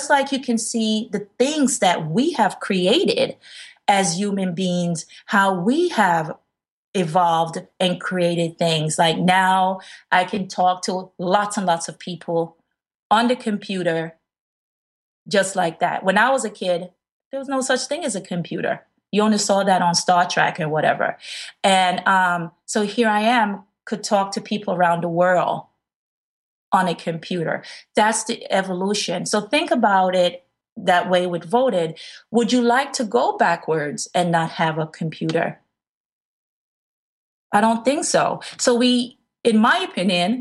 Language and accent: English; New York City, New York, United States; an African-American woman growing up in the Bronx, New York